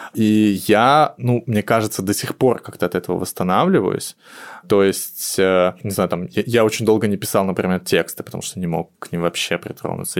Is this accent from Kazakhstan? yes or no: no; Moscow, Russia; я москвич